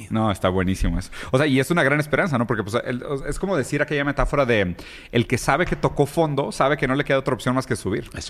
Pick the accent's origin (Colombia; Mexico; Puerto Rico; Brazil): Brazil; yo soy brasileño